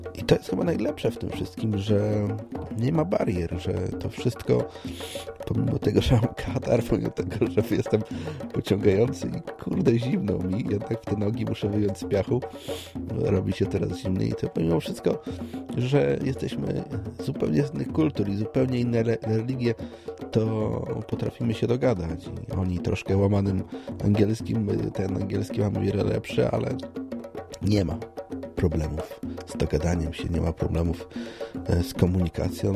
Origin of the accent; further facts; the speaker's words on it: Poznań, Greater Poland, Poland; Ja jestem z Poznania